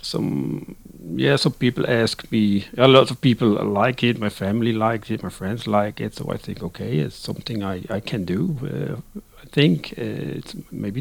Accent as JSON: {"language": "English", "country": "Netherlands", "tie": "born or raised there", "second_language": "English", "moved": "as an adult", "lives_now": "Sweden", "said": "I'm living in Sweden, but actually I'm born and raised in the Netherlands, and I've lived my first 36 years"}